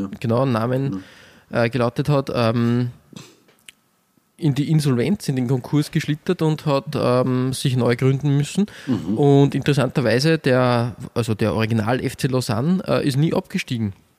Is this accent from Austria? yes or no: yes; Austria; als Österreicher